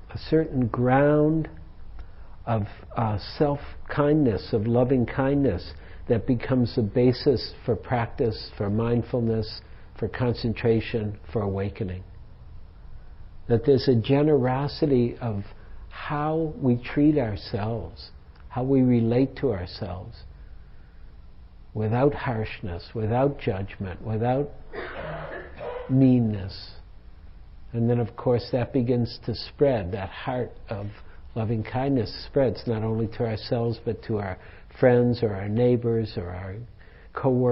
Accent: Detroit, Michigan, United States; now in San Francisco Bay Area, United States; I grew up in Detroit. I was like a Red Wings kid, big time

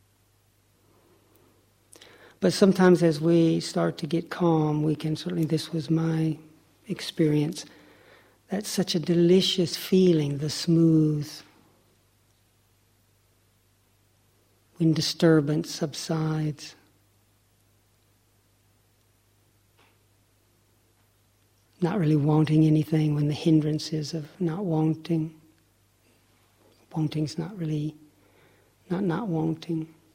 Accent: Lake Chickamauga, Tennessee, United States; I grew up on Lake Chickamauga, off the Tennessee River.

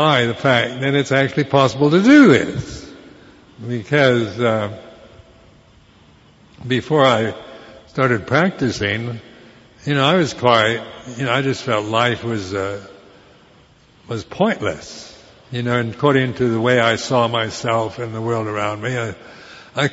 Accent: United States; moved away as an adult; being American

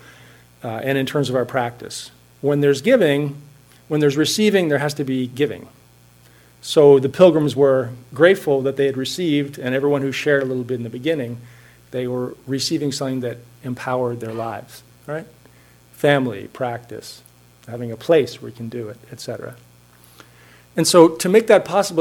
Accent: Hanover, New Hampshire, United States; now in Cambridge, United States; my hometown of Hanover, New Hampshire

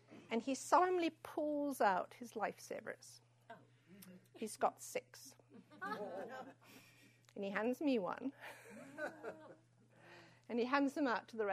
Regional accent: San Francisco, California, United States; San Francisco

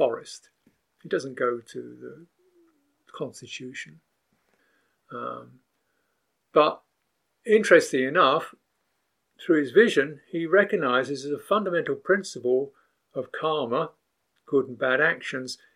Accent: United Kingdom; I'm a British person.

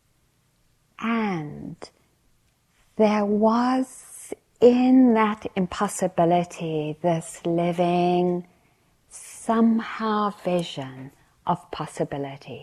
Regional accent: South Africa; growing up in South Africa

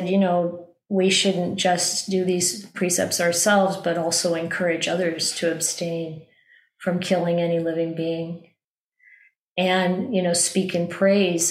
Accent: Midwest, United States; when I was a child growing up in the Midwest

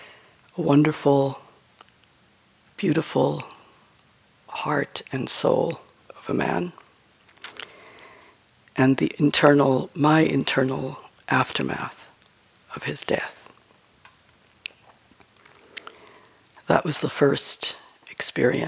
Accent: New York, United States; I'm from New York

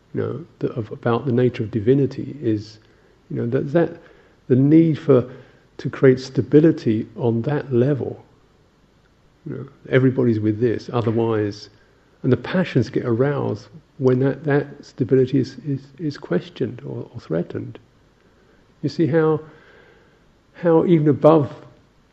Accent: England, United Kingdom

